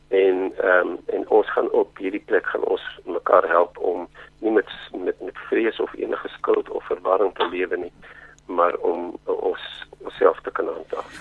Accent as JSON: {"language": "Afrikaans", "country": "Zimbabwe", "tie": "born or raised there", "moved": "yes", "said": "toe ons groot geword het in Rhodesia"}